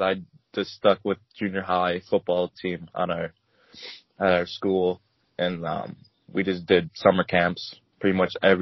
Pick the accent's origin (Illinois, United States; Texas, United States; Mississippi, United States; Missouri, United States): Illinois, United States; Lena; I'm from Lena, Illinois. That's really, really small town